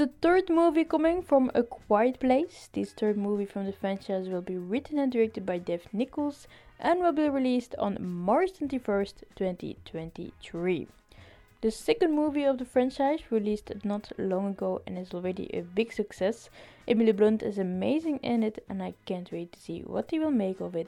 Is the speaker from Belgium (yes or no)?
yes; Belgium; I'm from Belgium